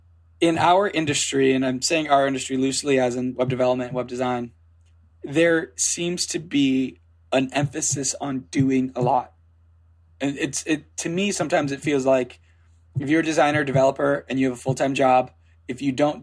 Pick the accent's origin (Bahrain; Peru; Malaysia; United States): United States; Cape May, New Jersey; born there; I was born in Cape May.